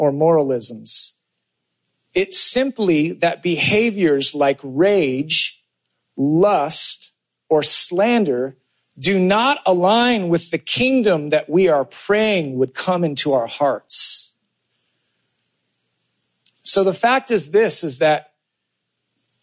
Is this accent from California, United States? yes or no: yes; California, United States; I grew up in California